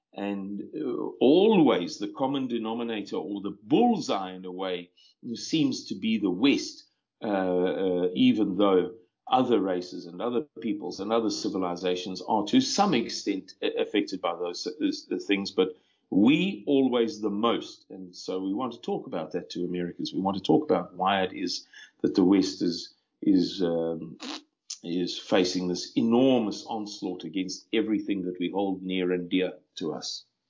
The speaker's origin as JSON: {"language": "English", "country": "South Africa", "tie": "born or raised there", "said": "I'm a 52 year old white male born and bred in South Africa"}